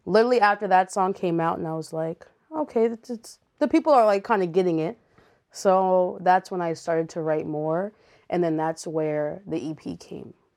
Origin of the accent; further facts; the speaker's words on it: Montreal, Quebec, Canada; moved away; I grew up in Montreal, so we were in church all the time.